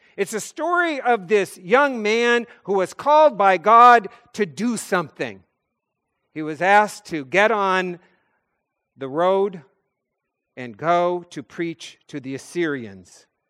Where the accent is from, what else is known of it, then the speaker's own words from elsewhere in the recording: North Dakota, United States; I'm a kid from North Dakota